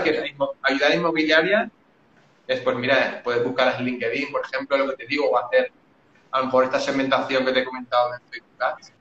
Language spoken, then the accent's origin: Spanish; Valencia, Valencian Community, Spain; tengo 37 años, soy de Valencia